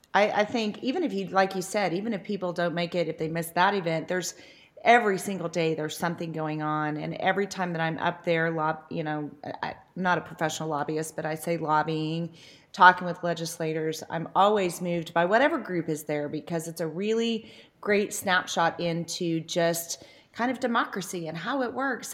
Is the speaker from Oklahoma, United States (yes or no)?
yes; Noble, Oklahoma, United States; moved away as an adult; also born or lived in Norman, Oklahoma; living in my hometown now